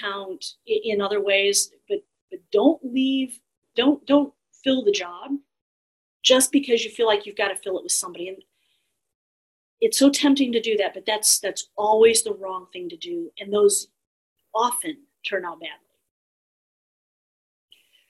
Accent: Austin, Texas, United States; in Austin alone, my hometown

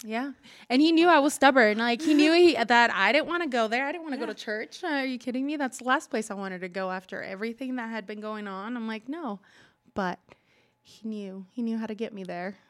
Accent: Culver City, California, United States; moved away as an adult; also born or lived in Utah; I grew up in California, born in and raised there till I moved to Utah when I was 23

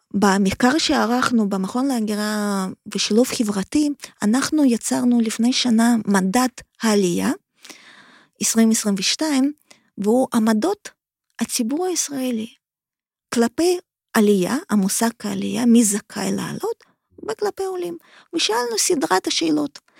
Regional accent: Kharkiv, Kharkiv Oblast, Ukraine; Hebrew is a second language; now in Israel; אני מאוקראינה, אני ילידת עיר חרקיף, חרקוב

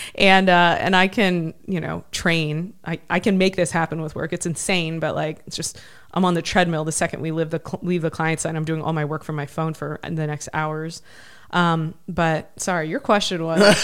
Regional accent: Ohio, United States; moved away; I grew up in Ohio.

